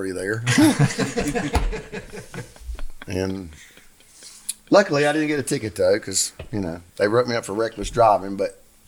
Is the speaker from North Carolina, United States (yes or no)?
yes; Asheville, North Carolina, United States; now in Fairview, United States; I grew up in Beaver Dam in North Asheville